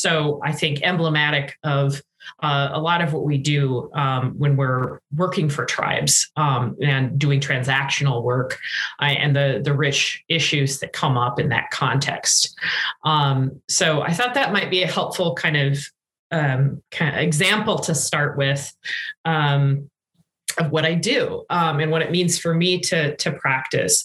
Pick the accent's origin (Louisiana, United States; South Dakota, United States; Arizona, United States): South Dakota, United States; Rapid City; moved away; also born or lived in Minnesota; I'm also from South Dakota. I grew up in Rapid City